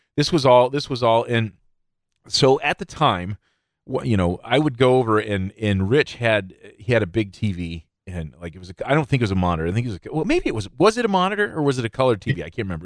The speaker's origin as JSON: {"language": "English", "town": "Midland", "region": "Michigan", "country": "United States", "tie": "born or raised there", "said": "I grew up in Midland. I was born here. I grew up here. Uh, I still live in Midland, technically."}